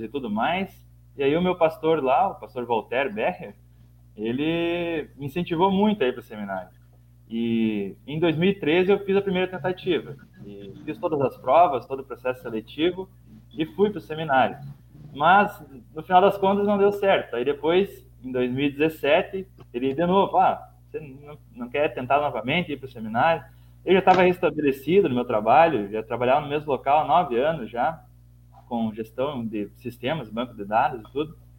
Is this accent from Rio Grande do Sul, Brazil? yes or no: yes; São Luiz Gonzaga, Rio Grande do Sul, Brazil; moved away as an adult; now in Santa Helena, Brazil; eu sou natural de São Luís Gonzaga